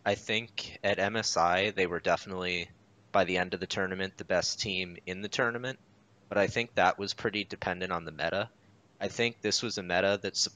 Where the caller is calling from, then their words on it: Jacksonville, Florida, United States; I'm calling from beautiful Jacksonville, Florida.